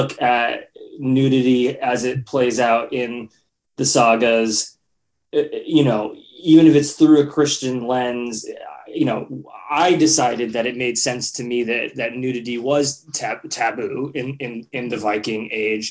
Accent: United States; to be an American filmmaker

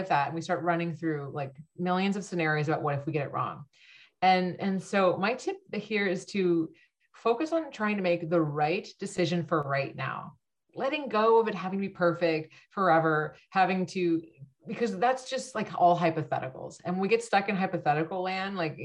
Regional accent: Bay Area, California, United States; growing up in the Bay Area

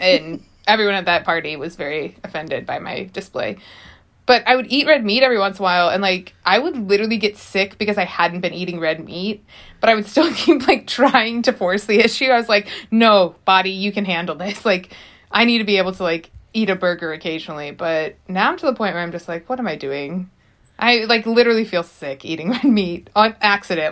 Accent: St. Louis, Missouri, United States; now in Los Angeles, United States; I'm from Saint Louis.

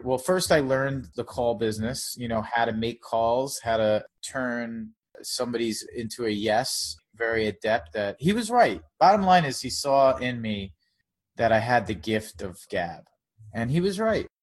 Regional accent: Long Island, New York, United States; also born or lived in South Florida; now in New York City, United States; I'm from New York. I'm sort of bridge and tunnel. I'm from Long Island, but I've lived in the city pretty much my whole adult life

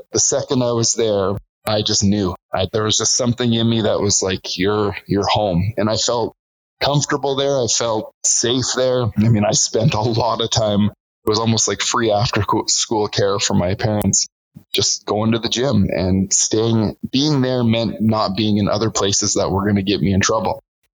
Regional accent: British Columbia, Canada; also born or lived in Alberta; now in Calgary, Canada; I was born in British Columbia. We moved around the lower mainland for a lot of time. We moved to Alberta when I was 10 years old.

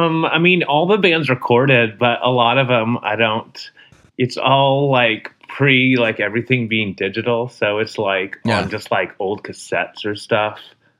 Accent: San Jose, California, United States; moved away as an adult; now in Portland, United States; I'm from San Jose, so pretty close.

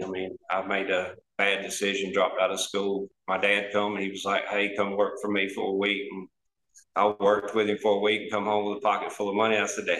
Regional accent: South Alabama, United States; We're from Alabama, South Alabama.

